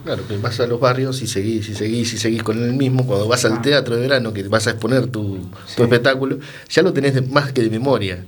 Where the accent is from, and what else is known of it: Uruguay; born or raised there; moved away